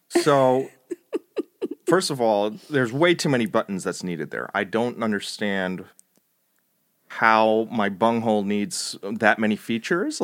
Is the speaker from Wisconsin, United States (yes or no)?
no; New Jersey, United States; accent: Italian American; moved away; I'm, uh, kind of a Jersey boy, I guess. I grew up in Jersey